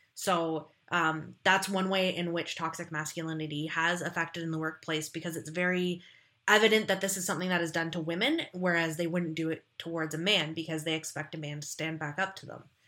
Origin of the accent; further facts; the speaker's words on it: Ontario, Canada; I'm from a small town in Ontario, Canada.